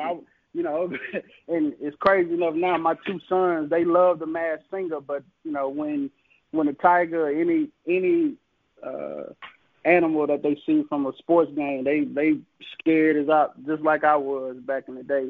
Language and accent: English; Jackson, Mississippi, United States; I literally mm-hmm. was born on campus